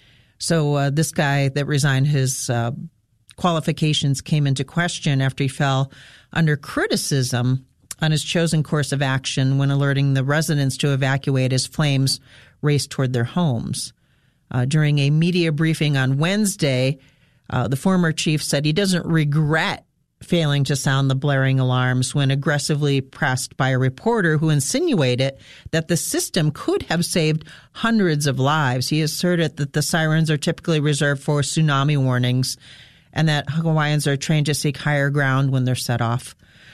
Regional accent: Fleetville, Pennsylvania, United States; When I was a kid, I grew up in Fleetville, which was a gas station.

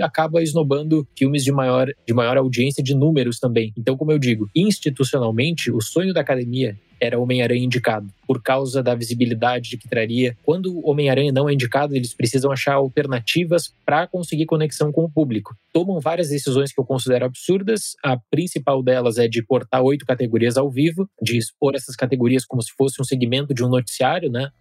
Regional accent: Brazil; como brasileiro

